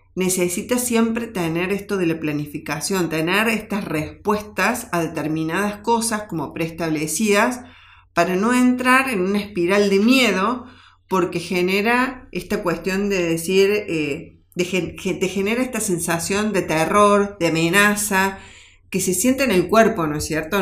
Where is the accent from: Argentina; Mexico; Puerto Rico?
Argentina; en nuestro país, en nuestra Argentina, que cada uno como argentino